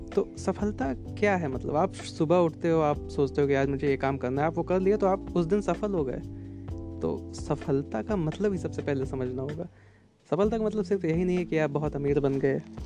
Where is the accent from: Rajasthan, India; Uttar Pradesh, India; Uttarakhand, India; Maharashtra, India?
Uttar Pradesh, India; मैं यूपी से बिलोंग करता हूँ उत्तर प्रदेश से